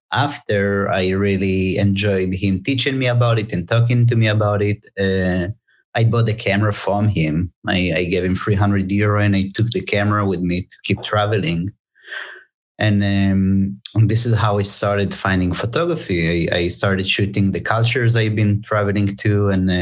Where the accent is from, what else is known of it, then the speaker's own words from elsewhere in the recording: Tel Aviv, Tel Aviv District, Israel; moved away as an adult; now in Los Angeles, United States; originally I'm from Tel Aviv, Israel. And after the military service, like any Israeli